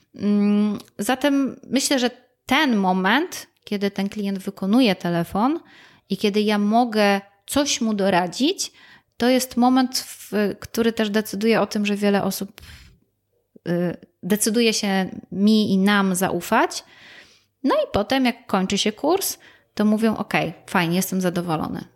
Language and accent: Polish; Gliwice, Silesian Voivodeship, Poland; ja jestem rodowitą gliwiczanką, ja się tu urodziłam, tu wychowywałam, e, tutaj skończyłam szkołę.